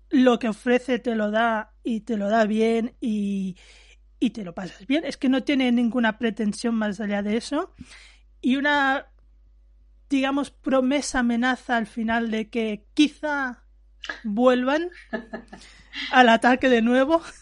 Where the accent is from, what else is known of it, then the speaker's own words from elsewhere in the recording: Valencia, Valencian Community, Spain; Y digo, sí, porque yo soy de Valencia